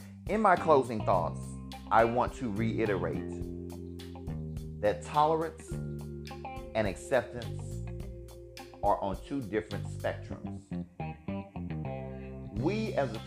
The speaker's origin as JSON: {"language": "English", "region": "Alabama", "country": "United States", "tie": "born or raised there", "said": "living and growing up in Alabama"}